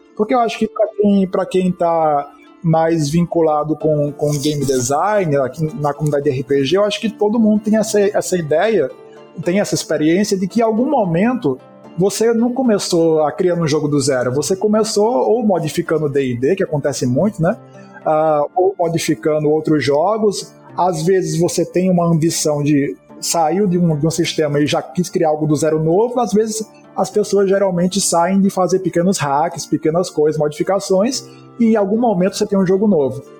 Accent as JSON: {"language": "Portuguese", "region": "Northeast Brazil", "country": "Brazil", "said": "E a gente é do Nordeste"}